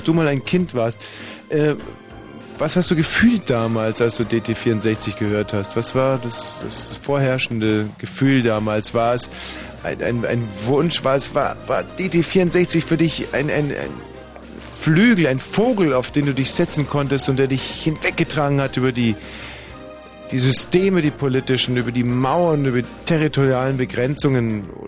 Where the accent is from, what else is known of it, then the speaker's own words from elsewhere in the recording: Bavaria, Germany; moved away; bei uns in Bayern